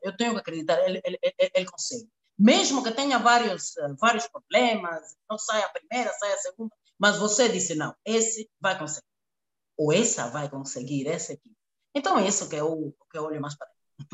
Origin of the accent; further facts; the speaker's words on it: Cuba; Portuguese is a second language; moved away as an adult; also born or lived in Angola; now in Luanda, Angola; nasci e me criei em Cuba